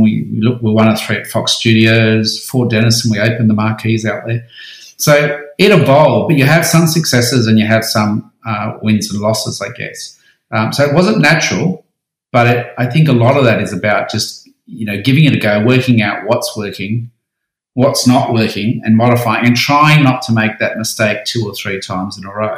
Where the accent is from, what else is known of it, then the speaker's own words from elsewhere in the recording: Sydney, New South Wales, Australia; also born or lived in Central Coast; I moved back to Sydney from the Central Coast